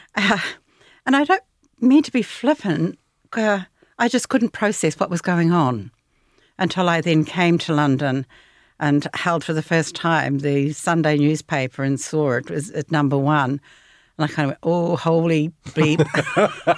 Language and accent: English; New Zealand; growing up in New Zealand